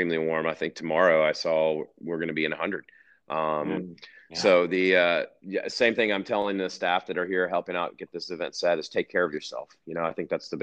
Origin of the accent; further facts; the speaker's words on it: North Carolina, United States; moved away as an adult; now in Colorado, United States; born and raised in North Carolina